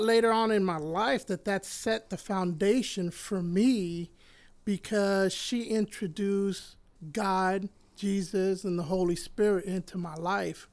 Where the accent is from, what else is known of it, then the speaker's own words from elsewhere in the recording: Puerto Rico; moved away; I was born in Puerto Rico, and I was raised, uh, close to my grandmother and my grandfather